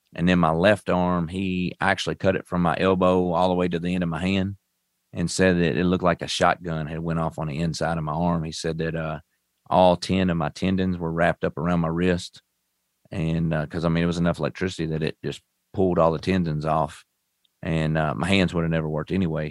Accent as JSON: {"language": "English", "town": "Owensboro", "region": "Kentucky", "country": "United States", "tie": "born or raised there", "said": "I'm from Owensboro, Kentucky. uh, right on Western Kentucky, basically. Um, I was raised up on a farm"}